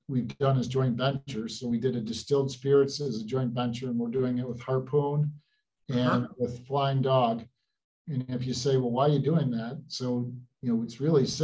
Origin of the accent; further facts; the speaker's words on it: Utica, New York, United States; Growing up in Utica area, I'm one of six